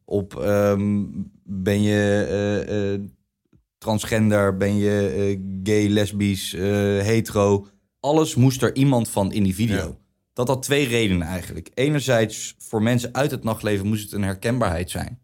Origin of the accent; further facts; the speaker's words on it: The Hague, South Holland, Netherlands; Ik kom inderdaad uit Den Haag